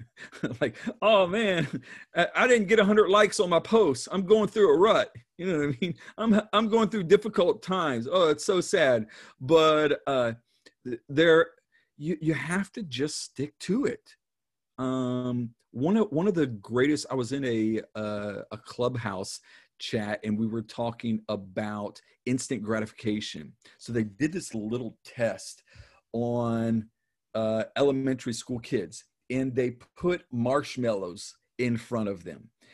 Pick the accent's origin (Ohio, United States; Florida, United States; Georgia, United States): Ohio, United States; Dayton; I was born in Dayton, Ohio